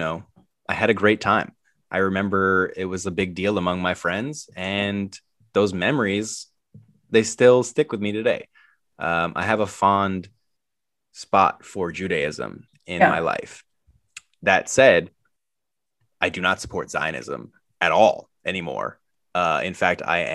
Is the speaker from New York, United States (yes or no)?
yes; New York, United States; I was born in New York